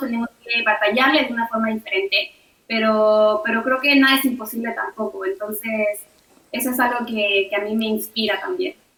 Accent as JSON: {"language": "Spanish", "country": "Mexico", "said": "como mujer mexicana"}